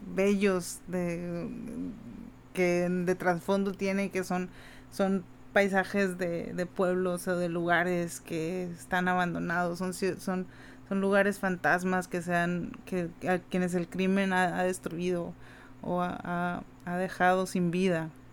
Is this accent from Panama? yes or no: no; Mexico; siendo mexicana